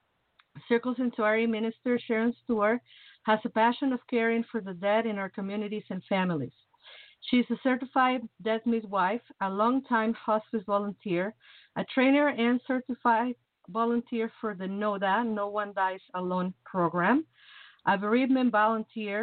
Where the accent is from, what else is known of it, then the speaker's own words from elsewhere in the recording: Mexico; now in Chicago, United States; I'm from the tropic, you know. I'm from Mexico